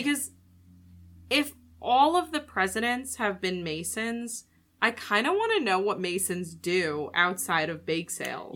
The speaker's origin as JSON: {"language": "English", "country": "United States", "said": "as an American"}